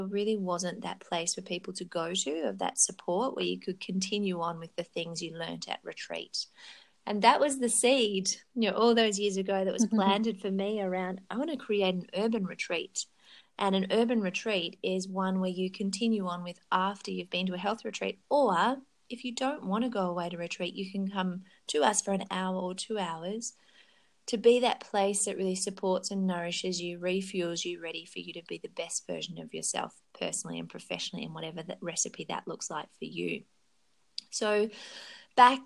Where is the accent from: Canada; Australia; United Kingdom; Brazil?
Australia; Currumbin Valley, Queensland; I grew up in Queensland in a beautiful place called Currumbin Valley